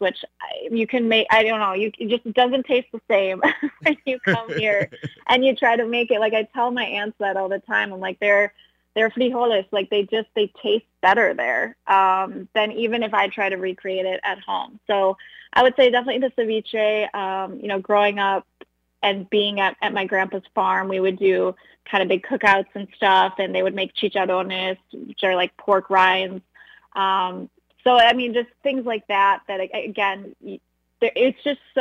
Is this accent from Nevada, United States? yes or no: no; Madison, Wisconsin, United States; growing up in Madison, Wisconsin